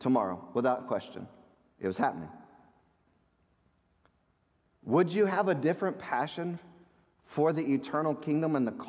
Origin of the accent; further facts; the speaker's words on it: United States; as American Christians